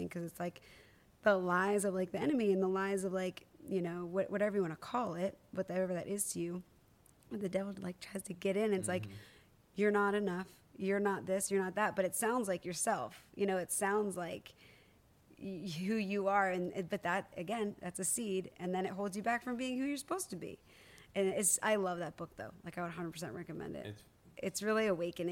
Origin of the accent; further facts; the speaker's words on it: Palmyra, Pennsylvania, United States; now in Nashville, United States; I'm from Palmyra